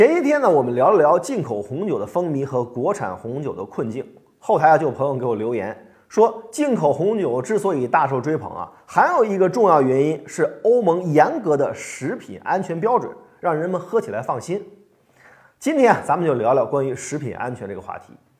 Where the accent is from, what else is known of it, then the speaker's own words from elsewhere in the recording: China; 多多关爱我们中国人自己的民族工业